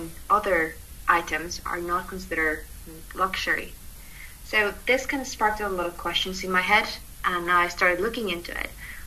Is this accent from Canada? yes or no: no; Mexico; moved away as an adult; now in United Kingdom; I was born in Mexico, and I moved to the UK in 2015, which is where I'm currently based